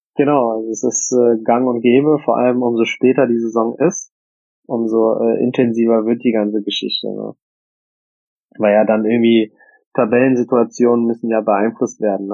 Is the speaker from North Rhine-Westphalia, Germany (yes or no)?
yes; Bonn, North Rhine-Westphalia, Germany; moved away; es ist halt meine Heimat